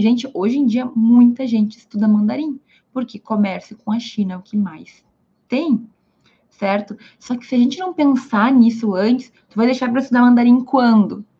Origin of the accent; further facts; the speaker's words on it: Brazil; first language Portuguese; Eu sou brasileira, falo português.